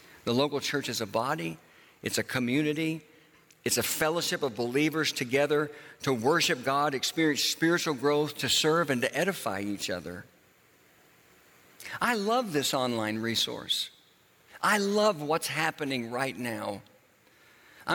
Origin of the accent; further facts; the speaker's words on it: Tulsa, Oklahoma, United States; moved away; the church that I grew up in Tulsa, Oklahoma